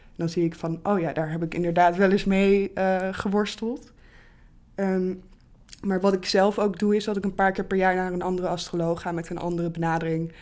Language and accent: Dutch; Bible Belt, Netherlands; ik ben zelf bijvoorbeeld opgegroeid in de Bijbelbelt, wel als kind van twee atheïsten